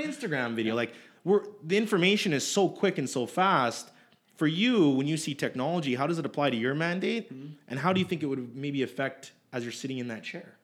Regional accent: Edmonton, Alberta, Canada; I was born in Edmonton

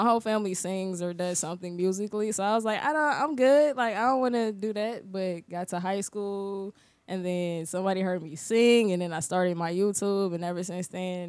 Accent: St. Louis, Missouri, United States; now in Orlando, United States; I am from St. Louis, Missouri.

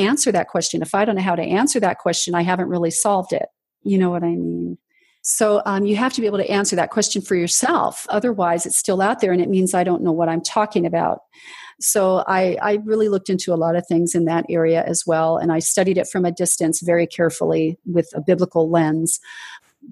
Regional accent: Southern California, United States; also born or lived in Washington, D.C. / Los Angeles; I was in junior high school and we moved from Washington, D.C. to Southern California.

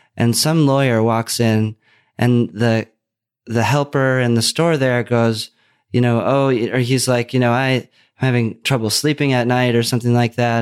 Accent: Minnesota, United States; moved away; also born or lived in Los Angeles / Oregon; the growing up in Minnesota

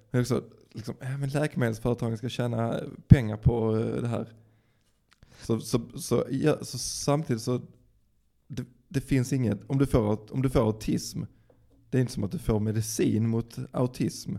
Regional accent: Dalby, Skåne, Sweden; jag kommer ju från Dalby

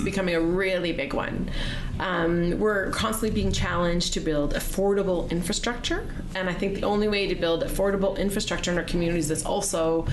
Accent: Sylvan Lake, Alberta, Canada; now in Chestermere, Canada; I grew up in Sylvan Lake

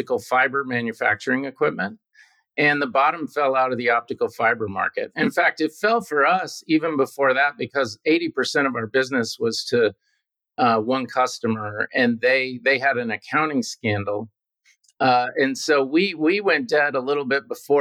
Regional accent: Houston, Texas, United States; also born or lived in Midland, Texas; I do remember a lot about growing up in Houston

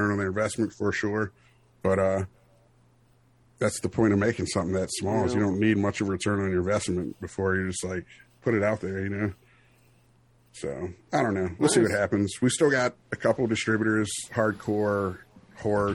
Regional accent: Oxon Hill, Maryland, United States; we grew up in Oxon Hill. We're like the only white kids in our neighborhood

